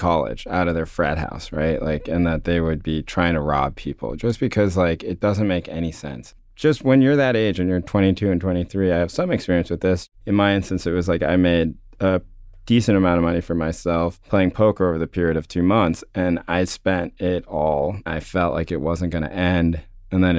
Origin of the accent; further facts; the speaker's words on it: North Carolina, United States; I come from North Carolina